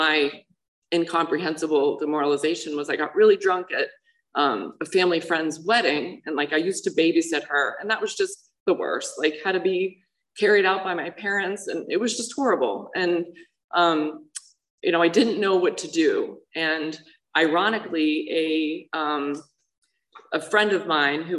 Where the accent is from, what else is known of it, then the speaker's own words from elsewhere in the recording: Pittsburgh, Pennsylvania, United States; I grew up in Pittsburgh, Pennsylvania, normal family